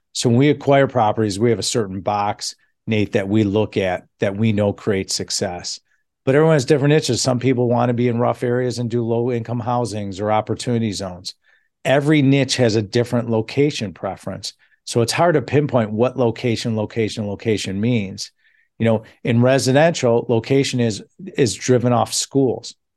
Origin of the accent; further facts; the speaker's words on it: Chicago, Illinois, United States; I'm from Chicago